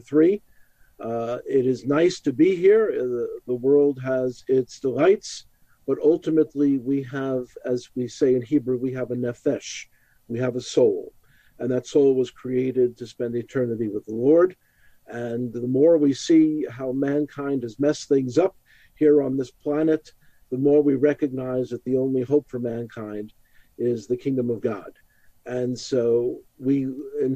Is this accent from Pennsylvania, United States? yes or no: no; New York City, New York, United States; I was born in the Holy Land. That's Brooklyn, New York